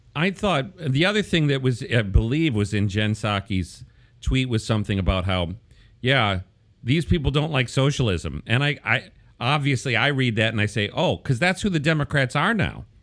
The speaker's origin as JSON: {"language": "English", "region": "Wisconsin's third district", "country": "United States", "tie": "born or raised there", "said": "my hometown district, the third district of Wisconsin"}